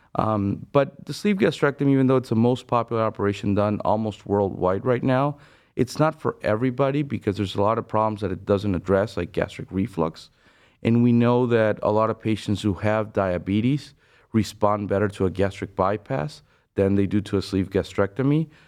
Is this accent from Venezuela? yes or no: yes; Venezuela; moved away as an adult; now in Cleveland, United States; I'm originally from Venezuela. I did medical school back home, and, uh, then I moved abroad to the U S